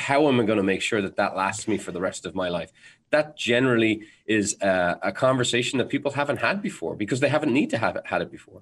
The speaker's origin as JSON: {"language": "English", "country": "Ireland", "said": "I'm Irish, so we're naturally bred to constantly be worried about things."}